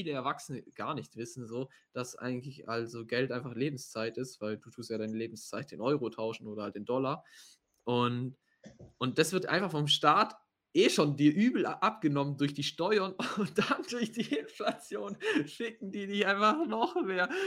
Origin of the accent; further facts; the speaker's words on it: Baden-Württemberg, Germany; also ich komme ja aus dem Schwabenländle und dort ist ja eigentlich schon immer so Bausparen und so.